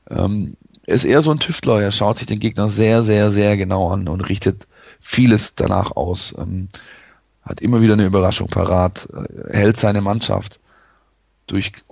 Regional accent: Poppenweiler, Baden-Württemberg, Germany; born there; ähm, Poppenweiler übrigens, aber gut.

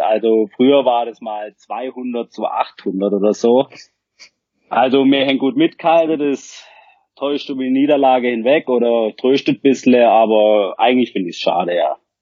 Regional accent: Rottweil area, Baden-Württemberg, Germany; Ich komme aus der Rottweiler Gegend, wohne am Rande des beschaulichen Schwarzwald

